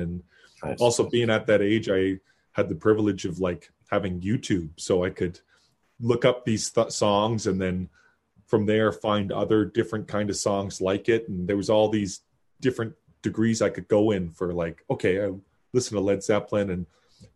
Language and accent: English; Kitchener, Ontario, Canada; I was born in Kitchener